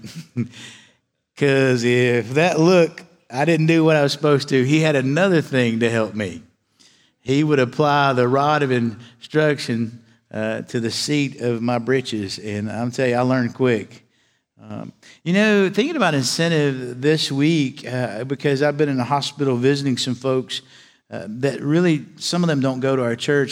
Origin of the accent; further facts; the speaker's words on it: Galax, Virginia, United States; moved away as an adult; I was raised in a little town in, in Galax, Virginia